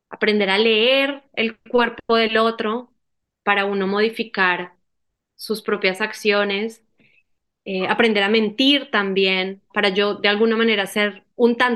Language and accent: Spanish; Medellín, Antioquia, Colombia; yo soy, mi familia es del nororiente antioqueño. Yo soy nacida en Medellín y mi familia es eh, también, ¿no? Mis padres. Entonces, bueno, yo soy paisa.